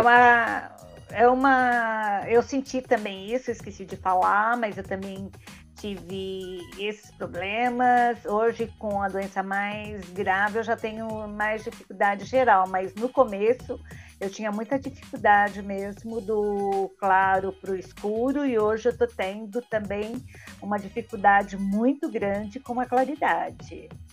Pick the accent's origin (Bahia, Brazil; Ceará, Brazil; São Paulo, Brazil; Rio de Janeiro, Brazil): São Paulo, Brazil; sou de São Paulo